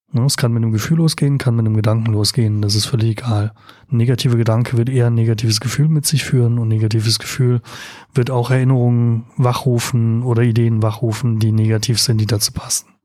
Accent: Rhineland-Palatinate, Germany; ich bin aus Rheinland-Pfalz, da ist es nicht der Fall so in dem Ausmaß, auf den Autobahnen treffen.

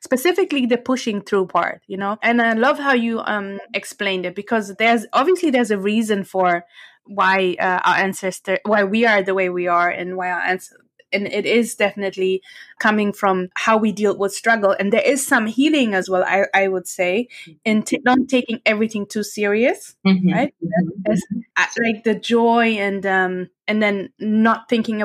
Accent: Eritrea; I'm from Eritrea

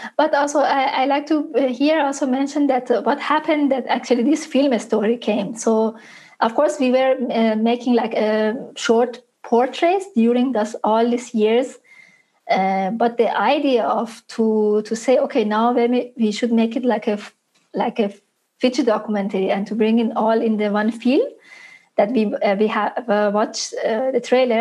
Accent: Isfahan, Iran; my hometown to Isfahan

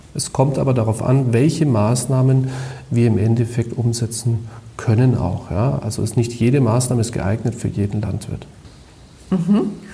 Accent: Bavaria, Germany; bei uns in Bayern

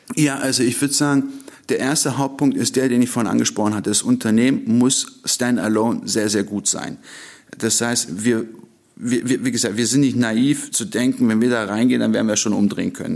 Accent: Stuttgart, Baden-Württemberg, Germany; also born or lived in Ankara, Turkey; Ich äh, sage immer, ich bin ein getürkter Deutscher. Äh, ich kam mit 15 Monaten nach Stuttgart, äh, bin dann auch dort aufgewachsen.

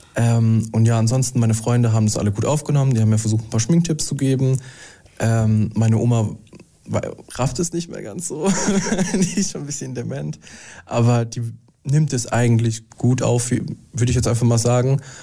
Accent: Mannheim, Baden-Württemberg, Germany; moved away; ich komme aus Mannheim

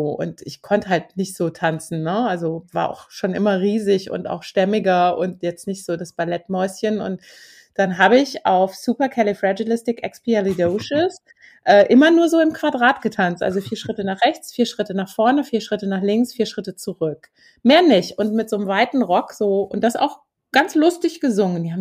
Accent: Hümme, Hesse, Germany; Ich bin ja in den Kasseler Bergen in Hümmer aufgewachsen, ähm, auf dem Bauernhof, sehr weit ab auch vom Dorf.

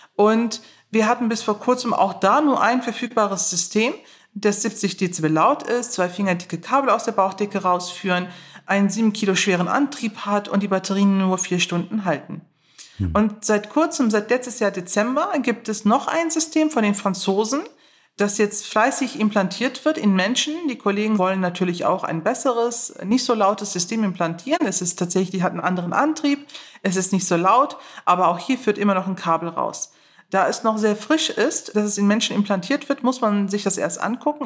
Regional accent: Neuss, North Rhine-Westphalia, Germany; ich bin in Neuss geboren, ich bin in Neuss aufgewachsen

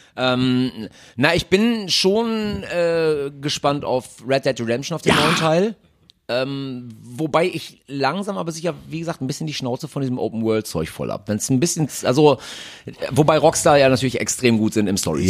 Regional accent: Münsterland, North Rhine-Westphalia, Germany; moved away as an adult; now in Cologne, Germany; Ich bin eigentlich Münsterländer

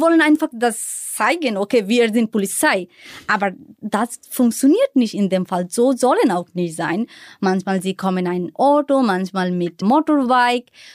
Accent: Bangladesh; German is a second language; moved away as an adult; now in Berlin, Germany; was ich in Bangladesch damals gehasst habe

